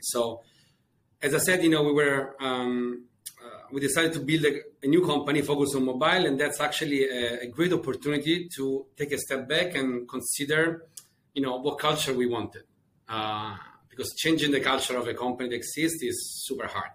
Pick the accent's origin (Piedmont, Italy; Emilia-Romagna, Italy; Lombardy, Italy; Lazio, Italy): Lazio, Italy; Rome; moved away as an adult; also born or lived in Scotland; I'm Italian. Uh, I was born and raised in, uh, in, in, Rome